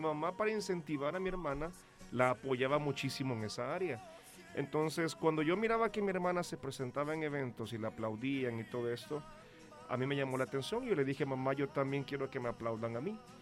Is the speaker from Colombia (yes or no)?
no; El Salvador; yo vengo desde El Salvador